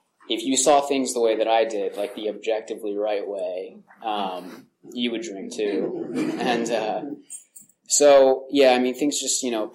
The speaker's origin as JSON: {"language": "English", "town": "Hollister", "region": "California", "country": "United States", "tie": "born or raised there", "said": "I grew up in Hollister, California"}